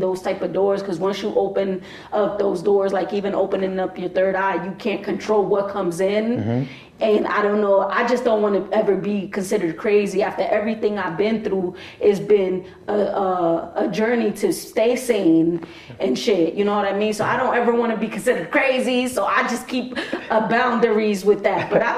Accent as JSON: {"language": "English", "town": "New York City", "region": "New York", "country": "United States", "tie": "born or raised there", "also_born_or_lived": "Bronx", "said": "I was born in the Heights"}